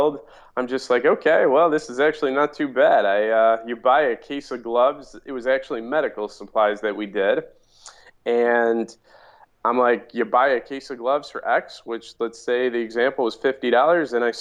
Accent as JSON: {"language": "English", "town": "Mount Prospect", "region": "Illinois", "country": "United States", "tie": "born or raised there", "also_born_or_lived": "Des Plaines", "said": "I grew up in the northwest suburbs of Chicago. Town is Mount Prospect."}